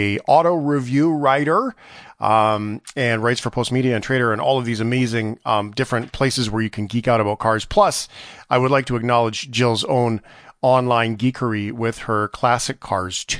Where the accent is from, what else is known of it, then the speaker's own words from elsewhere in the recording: Canada; being a Canadian